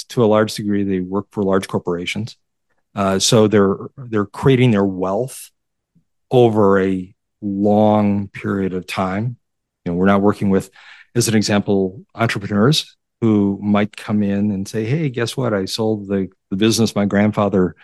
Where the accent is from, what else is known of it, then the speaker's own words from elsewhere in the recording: Detroit, Michigan, United States; also born or lived in Chicago; as a young child, we moved from Chicago to Detroit. So I got acclimated to the Detroit area very, very quickly